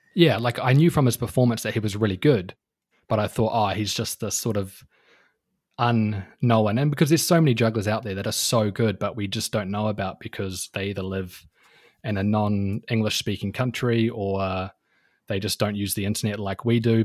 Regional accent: New Zealand

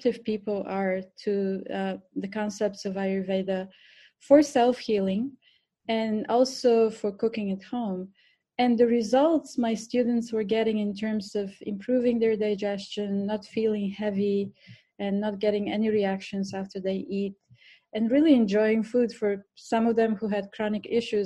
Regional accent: Bulgaria; English is a second language; moved away as an adult; also born or lived in India; now in New York, United States; I was born in Bulgaria, so this is my accent. Mm-hmm. I grew up in Bulgaria for the first 25 years of my life

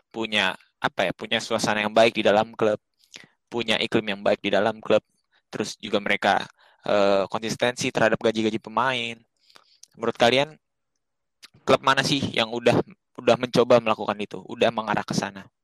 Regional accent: Jakarta, Indonesia; also born or lived in Bekasi; gue nggak nonton gue masih gede di Jakarta cuma gue nggak

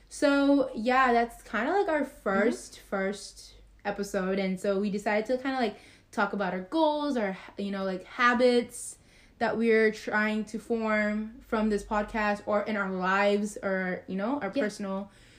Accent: Texas, United States; We don't know so much, but we are from Texas, so we all get so hyped when it's like a baseball game or a football game or a basketball game.

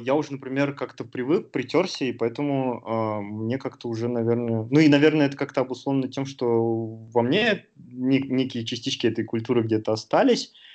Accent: Sterlitamak, Bashkortostan, Russia; moved away as an adult; also born or lived in Uzbekistan / Moscow; now in Istanbul, Turkey; Я закончил школу в республике Башкортостан, а в небольшом городке Стерлитамак

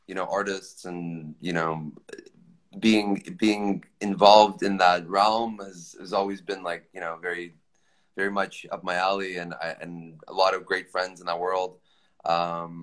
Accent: Toronto, Ontario, Canada; moved away as an adult; now in Los Angeles, United States; I'm from Canada. I grew up there

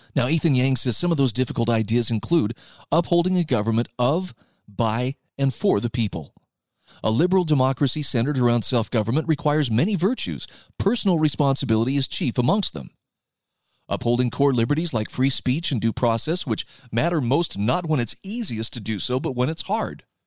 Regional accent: Utah, United States; my home state of Utah

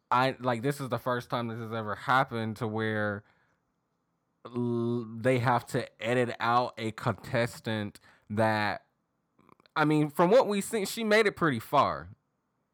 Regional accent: the South, United States; accent: southern; my southern accent's coming out.

